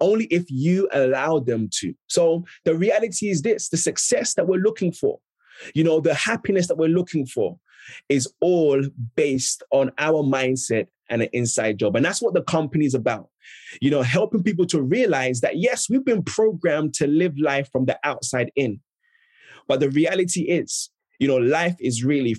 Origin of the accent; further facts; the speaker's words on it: London, United Kingdom; also born or lived in Ghana; I'm originally from Ghana, West Africa, but grew up and was raised in South London